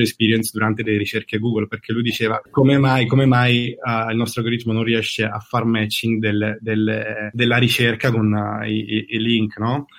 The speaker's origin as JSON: {"language": "Italian", "town": "Caserta", "region": "Campania", "country": "Italy", "moved": "as an adult", "lives_now": "San Francisco Bay Area, United States", "said": "sono di Caserta"}